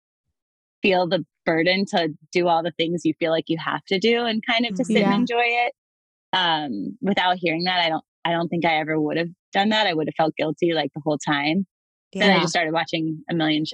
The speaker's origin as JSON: {"language": "English", "town": "Atlanta", "region": "Georgia", "country": "United States", "moved": "yes", "lives_now": "Baltimore, United States", "said": "I live in Baltimore, but I'm originally from Atlanta, Georgia."}